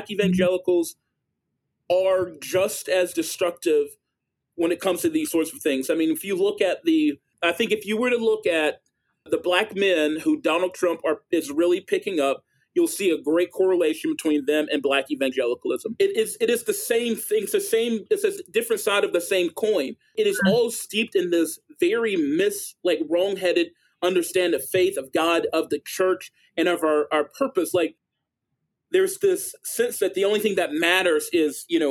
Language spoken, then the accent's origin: English; Greensboro, North Carolina, United States; now in Charlotte, United States; I grew up in East Greensboro, in Dudley Heights